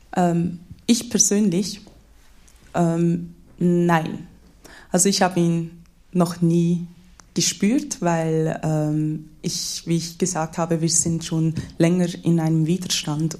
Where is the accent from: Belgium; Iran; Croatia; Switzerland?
Switzerland; ich bin in der Schweiz geboren, ich bin hier in der Schweiz aufgewachsen.